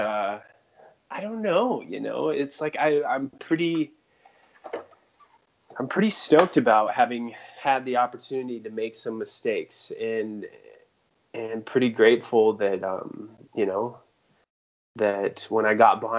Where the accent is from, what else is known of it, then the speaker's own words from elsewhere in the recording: Greeley, Colorado, United States; I grew up in Greeley, Colorado, which at that time had the largest feedlot on earth